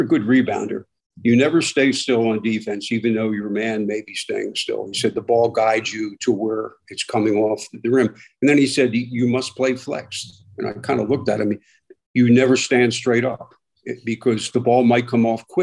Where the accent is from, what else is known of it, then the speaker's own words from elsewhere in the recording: New Jersey, United States; also born or lived in Philadelphia; growing up in South Jersey, right across from Philadelphia